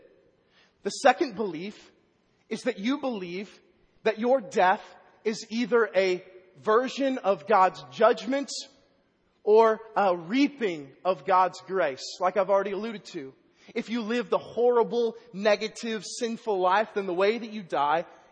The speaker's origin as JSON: {"language": "English", "town": "Vandalia", "region": "Illinois", "country": "United States", "tie": "born or raised there", "also_born_or_lived": "Waverly, Iowa", "moved": "yes", "said": "In my hometown last week, Vandalia, Illinois"}